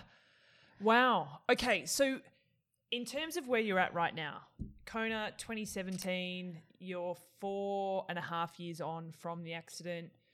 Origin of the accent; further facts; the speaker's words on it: Australia; I'm Australian